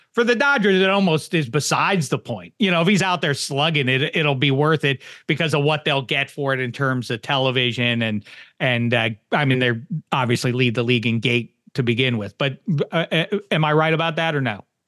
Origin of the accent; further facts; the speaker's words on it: Pittsburgh, Pennsylvania, United States; I'm from Pittsburgh